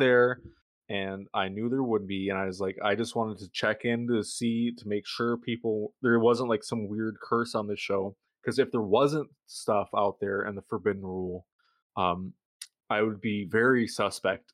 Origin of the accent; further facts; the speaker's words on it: Michigan, United States; accent: Michigan; my Michigan accent